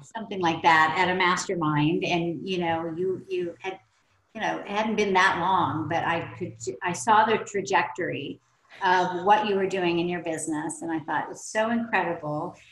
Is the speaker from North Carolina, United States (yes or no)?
no; Oklahoma, United States; I grew up in Oklahoma